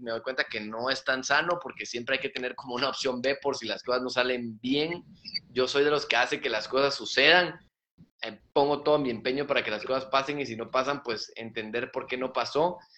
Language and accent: Spanish; Mexico; Entonces yo decía, bueno, vengo de México, vengo de San Luis, eh, soy bueno, eh, terminé antes